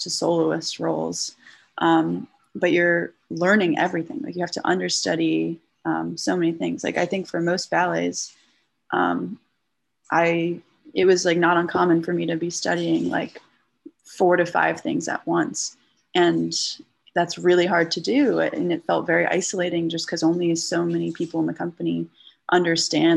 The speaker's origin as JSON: {"language": "English", "town": "Acton", "region": "Massachusetts", "country": "United States", "tie": "born or raised there", "also_born_or_lived": "New York City, New York / New Jersey", "moved": "yes", "said": "I grew up in Acton"}